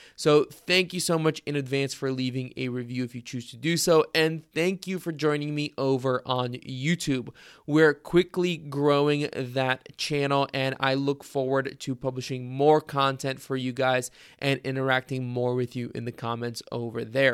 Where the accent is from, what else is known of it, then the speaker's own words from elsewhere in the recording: Bulgaria; moved away; grew up in Bulgaria myself